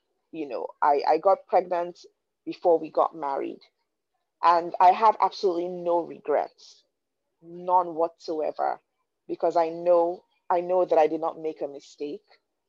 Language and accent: English; Nigeria; growing up in Nigeria, you know, and I'll give you guys a bit of a backstory.